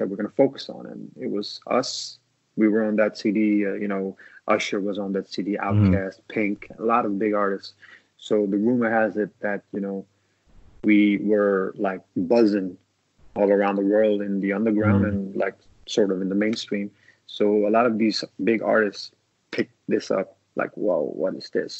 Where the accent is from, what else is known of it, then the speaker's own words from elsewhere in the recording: Copenhagen, Capital Region of Denmark, Denmark; I was born in Denmark.